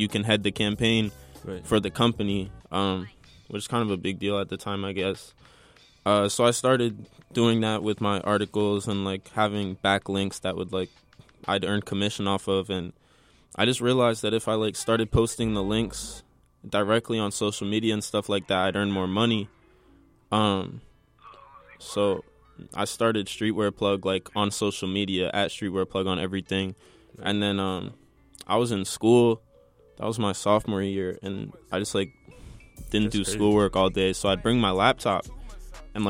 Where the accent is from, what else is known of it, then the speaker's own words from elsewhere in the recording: Maplewood, New Jersey, United States; I'm 17 years old. And I'm from Maplewood